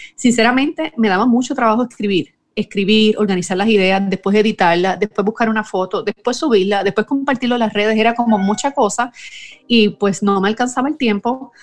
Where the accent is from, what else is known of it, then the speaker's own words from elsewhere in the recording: Puerto Rico; soy puertorriqueña, vivo en San Juan, Puerto Rico